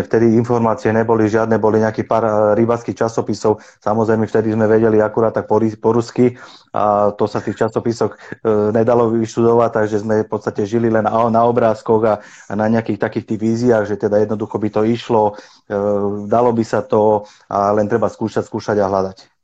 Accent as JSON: {"language": "Slovak", "town": "Bratislava", "region": "Bratislava Region", "country": "Slovakia", "tie": "born or raised there", "also_born_or_lived": "Trnava", "said": "ja som sa narodil eh, v Trnave, kde sme v podstate bývali rok a hneď sme sa potom presťahovali kvôli práci mojim rodičom do Bratislavy Takže my sme v podstate, ja som si vyrastal do, do 20 rokov, som žil v Bratislave"}